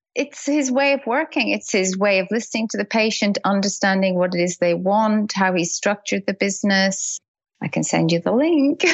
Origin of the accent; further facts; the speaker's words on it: Dublin, Leinster, Ireland; moved away as an adult; also born or lived in United Kingdom; now in Australia; I grew up in Dublin and we lived in the UK for a lot of years